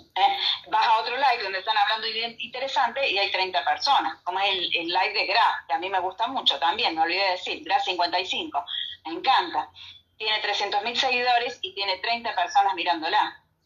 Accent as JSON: {"language": "Spanish", "country": "Argentina", "said": "somos argentinos"}